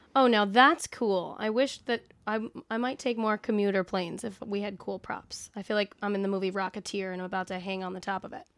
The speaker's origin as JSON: {"language": "English", "area": "Long Island", "region": "New York", "country": "United States", "tie": "born or raised there", "also_born_or_lived": "Vermont / Queens, New York", "said": "grew up on Long Island, lived all along the, uh, northern route of New York and Vermont"}